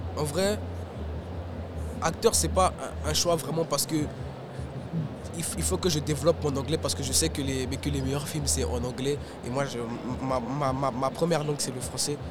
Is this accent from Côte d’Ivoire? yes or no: yes; Abidjan, Côte d’Ivoire; now in Quebec, Canada; Je viens d'Abidjan. C'est une ville qui, a été, qui, est, qui est en Côte d'Ivoire